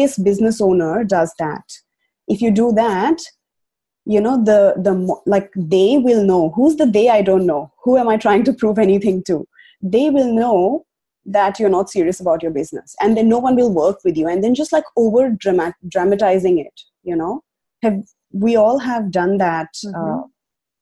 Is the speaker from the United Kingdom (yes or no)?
no; India; moved away as an adult; now in Australia; I migrated from India to Australia now 5 years ago